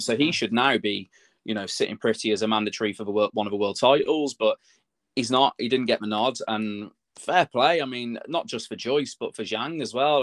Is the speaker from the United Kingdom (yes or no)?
yes; Telford, West Midlands, United Kingdom; in Telford. It was in my hometown